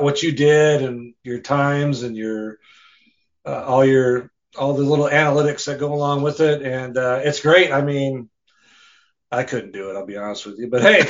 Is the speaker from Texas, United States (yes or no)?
no; Rice Lake, Wisconsin, United States; I'm from Rice Lake, Wisconsin.